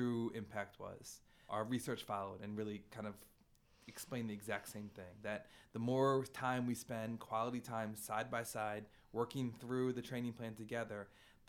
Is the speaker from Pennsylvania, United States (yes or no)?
yes; Philadelphia, Pennsylvania, United States; I'm from Philly my whole life